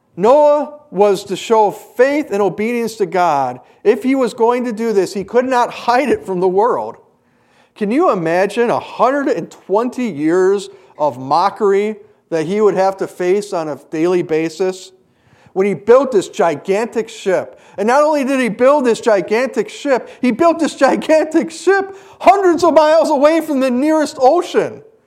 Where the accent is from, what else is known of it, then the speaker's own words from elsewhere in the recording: Hayward, Wisconsin, United States; moved away; I grew up partially in Hayward